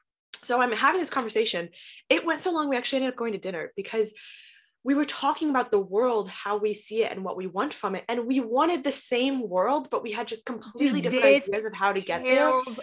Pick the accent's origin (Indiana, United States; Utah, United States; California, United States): Indiana, United States; moved away; also born or lived in Washington, D.C.; I'm from Indiana.